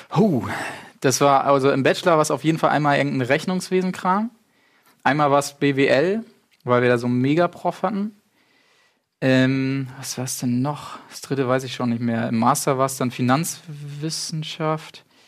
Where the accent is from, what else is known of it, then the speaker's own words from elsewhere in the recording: Achim, Lower Saxony, Germany; Gebürtig, äh, aus Achim